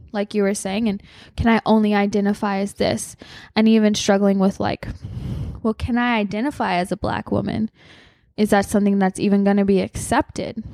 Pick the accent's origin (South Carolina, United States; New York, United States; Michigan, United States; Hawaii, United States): Hawaii, United States; I grew up in Hawaii